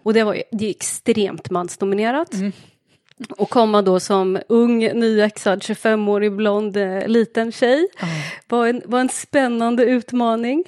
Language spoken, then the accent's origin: Swedish; Linköping, Östergötland, Sweden; accent: Östergötland dialect; Jag är född och uppvuxen i Linköping